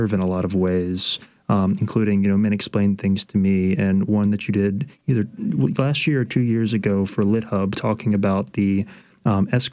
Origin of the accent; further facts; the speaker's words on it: Baton Rouge, Louisiana, United States; also born or lived in New Orleans; Being in the South, particular, growing up in Baton Rouge, and being in New Orleans